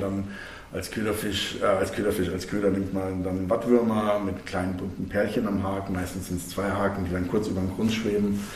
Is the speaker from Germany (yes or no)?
yes; Germany; bei uns in Deutschland